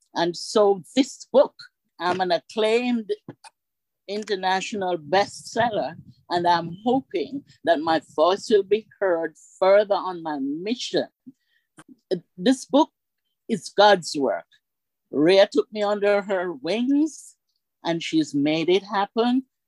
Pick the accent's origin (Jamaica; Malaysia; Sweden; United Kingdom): Jamaica; moved away as an adult; now in United States; I'm Jamaican, and I came to the United States of America in 2001